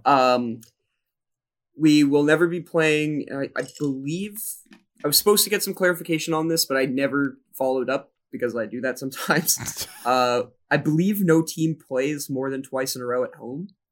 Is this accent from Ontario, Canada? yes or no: yes; Smiths Falls, Ontario, Canada; I'm from Smith Falls